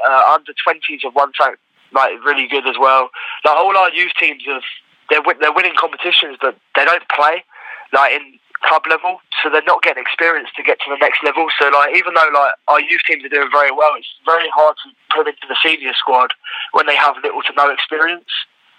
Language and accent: English; England, United Kingdom; moved away as an adult; now in United States; Whereas England's a good country. I mean, it's my home country. I love it to bits.